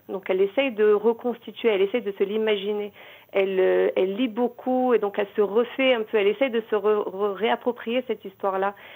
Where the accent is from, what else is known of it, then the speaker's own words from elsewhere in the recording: Morocco; moved away as an adult; also born or lived in Paris, France; now in Israel; je suis née au Maroc, j'ai vécu toute ma jeunesse, mon adolescence, j'ai eu mon bac en 97